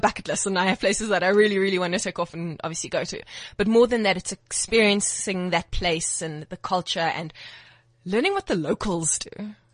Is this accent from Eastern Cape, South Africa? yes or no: yes; Port Elizabeth, Eastern Cape, South Africa; moved away; So originally, I am from Port Elizabeth